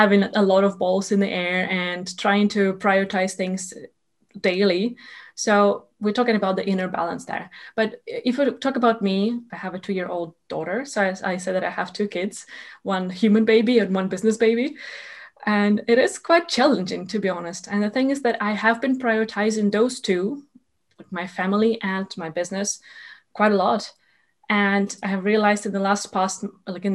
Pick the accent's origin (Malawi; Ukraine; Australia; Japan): Ukraine; moved away as an adult; also born or lived in Sweden; I am originally from Ukraine, and I moved to Sweden to do my master's degree in project management there.